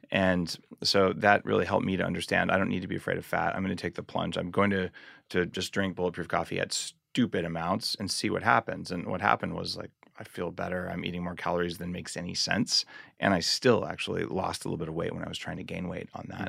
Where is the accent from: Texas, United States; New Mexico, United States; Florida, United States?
New Mexico, United States; I grew up in New Mexico